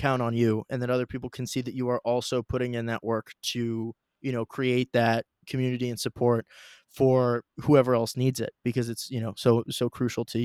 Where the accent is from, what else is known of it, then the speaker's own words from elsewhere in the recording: Dublin, Ohio, United States; we're both from Dublin, Ohio, a nice suburb of Columbus